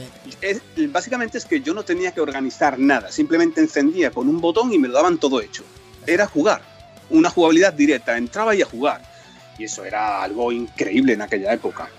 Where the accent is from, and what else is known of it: Cádiz, Andalusia, Spain; moved away as an adult; also born or lived in Toledo